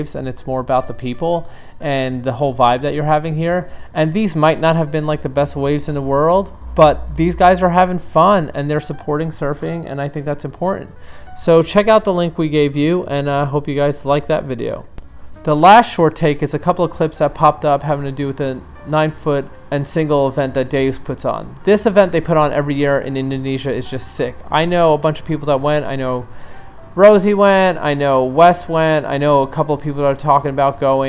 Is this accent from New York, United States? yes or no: yes; New York City, New York, United States; my hometown of New York City